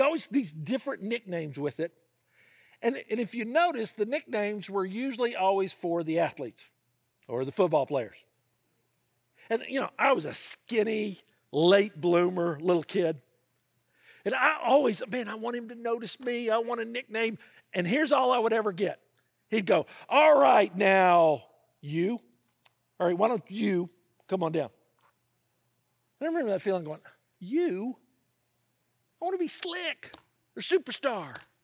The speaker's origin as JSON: {"language": "English", "region": "the South", "country": "United States", "tie": "born or raised there", "said": "I grew up in the South"}